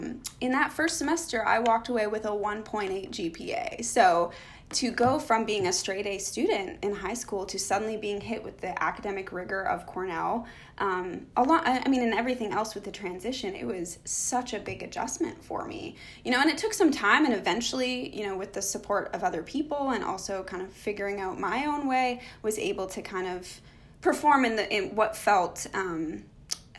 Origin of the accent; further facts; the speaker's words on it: Canada; moved away as an adult; also born or lived in United States; So grew up in a hockey family, very stereotypically Canadian